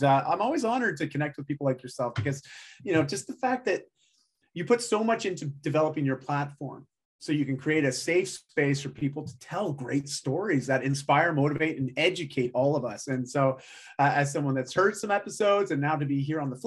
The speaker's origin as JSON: {"language": "English", "country": "Canada", "said": "I'm Canadian"}